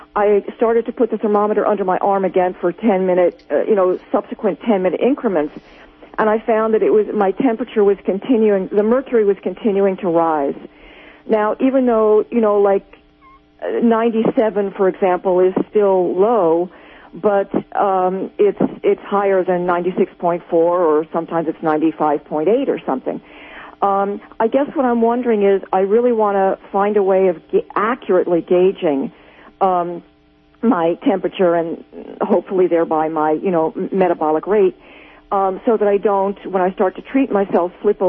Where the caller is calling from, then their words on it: New Jersey, United States; I'm calling from New Jersey.